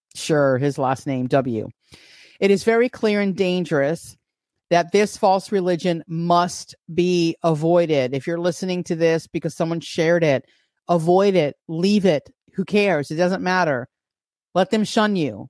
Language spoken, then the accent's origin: English; New York, United States; as a New Yorker